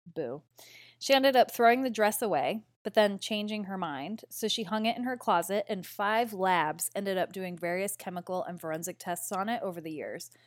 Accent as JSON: {"language": "English", "town": "Derry", "region": "New Hampshire", "country": "United States", "tie": "born or raised there", "said": "Derry, New Hampshire, which is my hometown"}